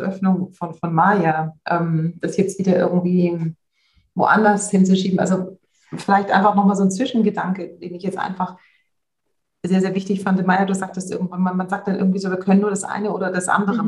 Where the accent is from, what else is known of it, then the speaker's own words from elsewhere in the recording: Swabia, Germany; wie ich jetzt als Schwäbin sagen würde